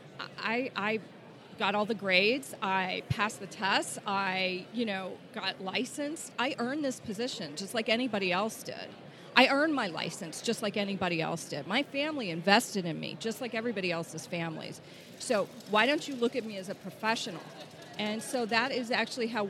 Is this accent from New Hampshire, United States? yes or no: no; East Texas, United States; I grew up in East Texas, right, where people drove vehicles with Confederate flags on them